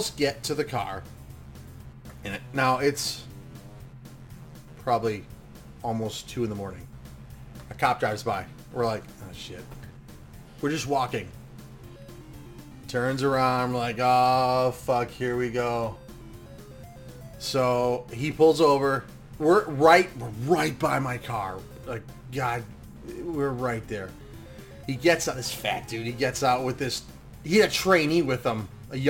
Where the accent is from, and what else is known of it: Lombard, Illinois, United States